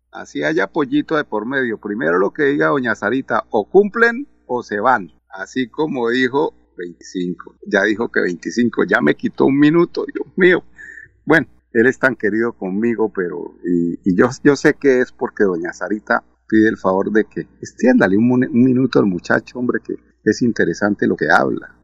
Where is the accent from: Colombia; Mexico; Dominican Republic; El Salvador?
Colombia; now in Richmond, United States